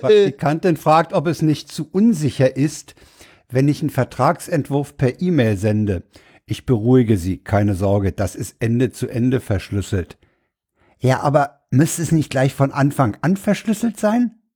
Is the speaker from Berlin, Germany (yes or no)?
yes; Berlin, Germany; bei uns in Reinickendorf